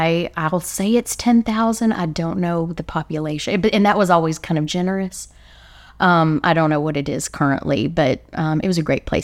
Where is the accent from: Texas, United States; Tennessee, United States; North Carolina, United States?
Texas, United States; Liberty; now in Dallas, United States; I'm from Liberty, Texas.